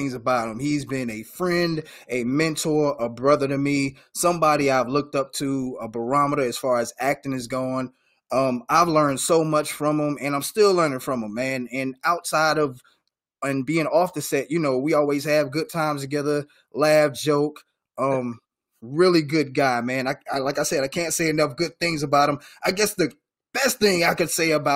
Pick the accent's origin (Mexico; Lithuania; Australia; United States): United States; Georgia; from Georgia like myself